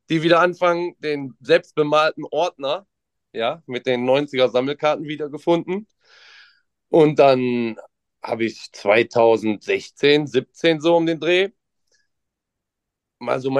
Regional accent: Mönchengladbach, North Rhine-Westphalia, Germany; ich komme aus Mönchengladbach tatsächlich.

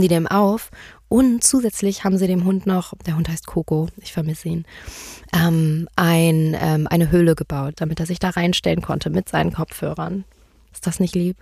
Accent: Marburg, Hesse, Germany; moved away; also born or lived in Berlin; Ich bin geboren in Berlin, aber ich bin aufgewachsen in Marburg

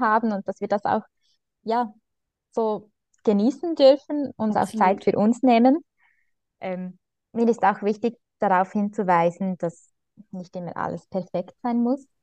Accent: Switzerland; bei uns in der Schweiz

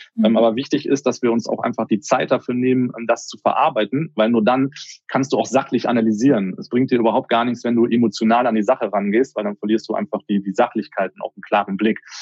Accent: Germany; bei uns in Deutschland

